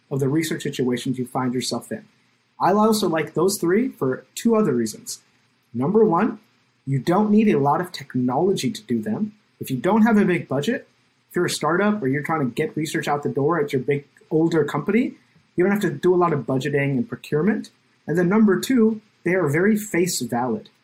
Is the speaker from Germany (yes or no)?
no; India; now in United States; being an Indian immigrant in America